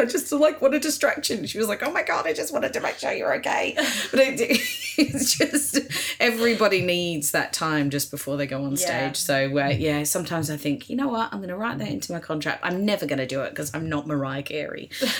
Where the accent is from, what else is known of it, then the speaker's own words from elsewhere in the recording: Australia; moved away as an adult; also born or lived in New York, United States; now in Los Angeles, United States; Yeah, I lived in Australia until I was 29, and then I moved to America. I went to live in New York and then